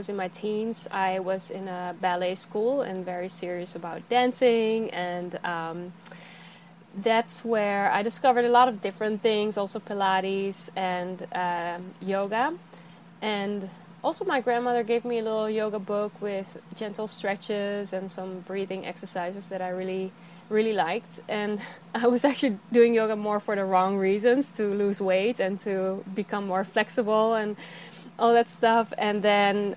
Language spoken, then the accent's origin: English; Netherlands; moved away as an adult; also born or lived in California; I'm from the Netherlands. I moved to California.